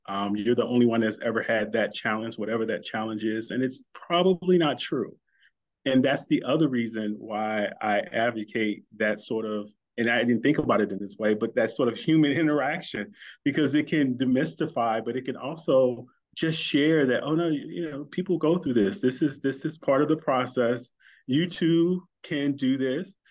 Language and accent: English; St. Louis, Missouri, United States; St. Louis, my hometown